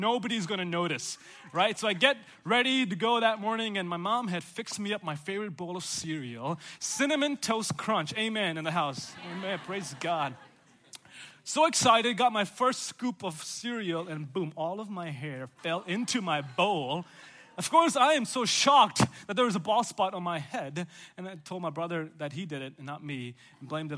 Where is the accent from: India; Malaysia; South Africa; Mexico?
India; South India; also born or lived in Chicago, Illinois / Oklahoma; now in Chattanooga, United States; I grew up in South India